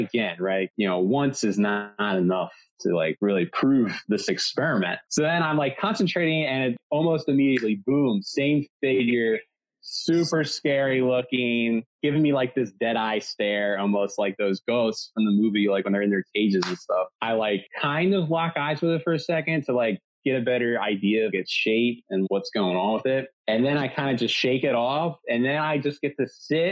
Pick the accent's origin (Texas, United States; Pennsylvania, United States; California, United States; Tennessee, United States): Pennsylvania, United States; Delaware County outside of Philadelphia; I grew up in Delaware County outside of Philadelphia